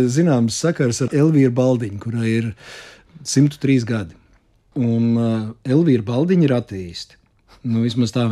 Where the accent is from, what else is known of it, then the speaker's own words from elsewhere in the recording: Latvia; Uh, ka es esmu latvietis, ka es esmu labi pieņems, aktieris mm. un vēl un vēl un vēl.